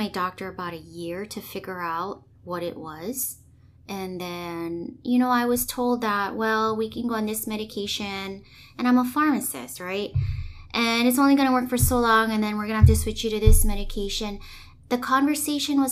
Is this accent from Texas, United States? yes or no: no; Hawaii, United States; moved away as an adult; also born or lived in Los Angeles, California; local girl, born and raised in Hawaii